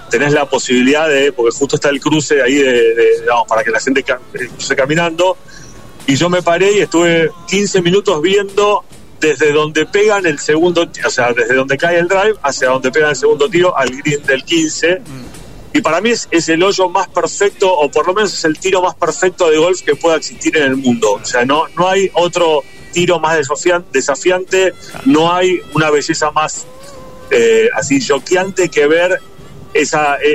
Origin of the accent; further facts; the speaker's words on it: Bariloche, Río Negro, Argentina; Y yo soy de Bariloche